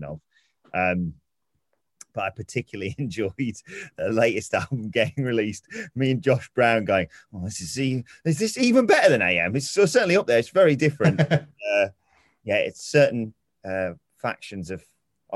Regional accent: Chesterfield, East Midlands, United Kingdom; I'm from Chesterfield, very close to Sheffield

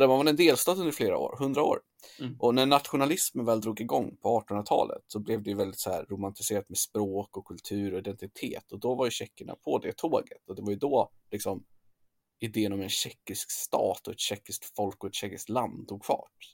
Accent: Sweden; som svensk

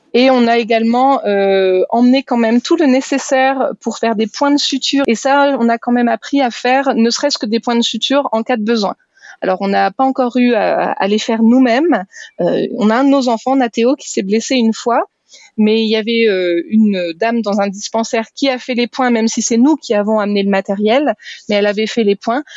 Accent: France; moved away; on est français

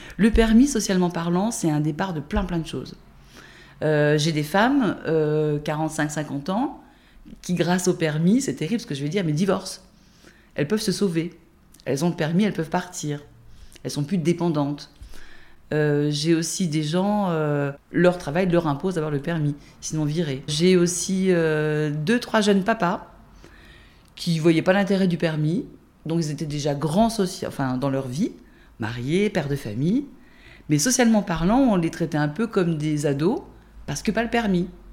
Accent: Jura, Bourgogne-Franche-Comté, France; also born or lived in Dijon; Je suis née à Dijon, mais j'ai grandi dans Jura jusqu'à mes 16-17 ans, à 50 km d'ici

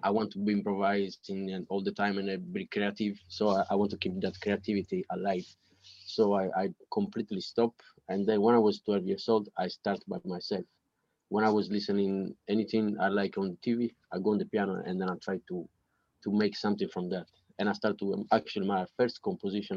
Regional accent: Italy; English is a second language; moved away as an adult; now in London, United Kingdom; when I was in, in, Italy, I didn't speak English before

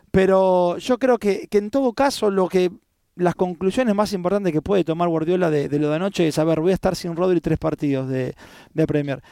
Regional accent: Argentina; como argentino

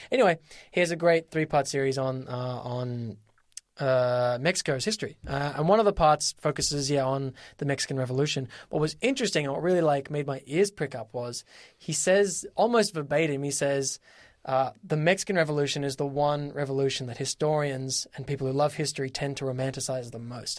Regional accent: Australia; I am Australian.

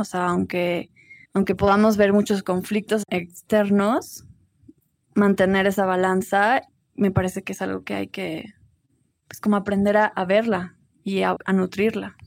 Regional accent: Cuernavaca, Morelos, Mexico; now in Tepoztlán, Mexico; crecí en Cuernavaca y ahora vivo en Tepoztlán

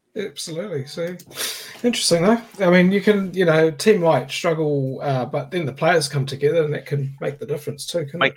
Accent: New Zealand; being the Kiwi

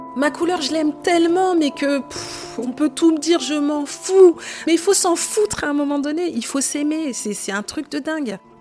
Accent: Saint-Denis, Île-de-France, France; j'ai grandi en Île-de-France, à Saint-Denis, dans le 93

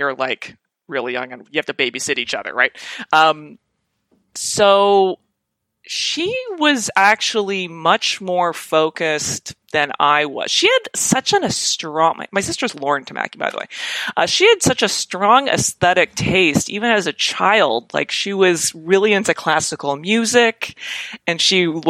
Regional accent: Calgary, Alberta, Canada; now in Toronto, Canada; I grew up in Calgary

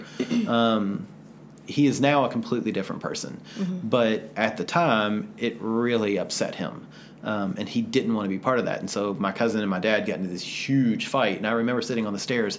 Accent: the South, United States; growing up in the South

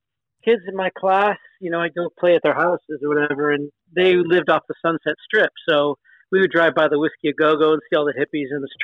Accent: Los Angeles, California, United States; also born or lived in Hollywood; now in San Francisco, United States; I grew up actually in Southern California, in L.A., but moved up here when I was 18, so that was 40-something years ago.

